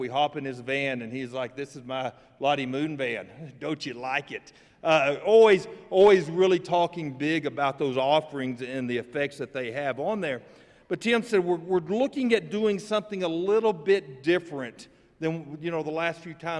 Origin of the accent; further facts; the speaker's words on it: Lockney, Texas, United States; I am born and raised in Lockney